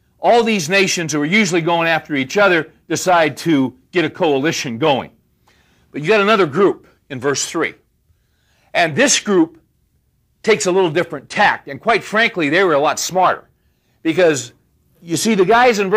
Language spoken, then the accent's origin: English; California, United States; now in Dallas, United States; I'm from California